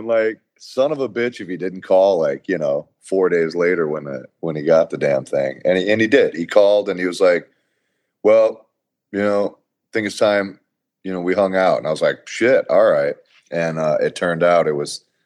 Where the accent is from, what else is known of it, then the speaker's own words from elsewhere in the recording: Corpus Christi, Texas, United States; I grew up in Corpus Christi, Texas, where it was all about football and heavy metal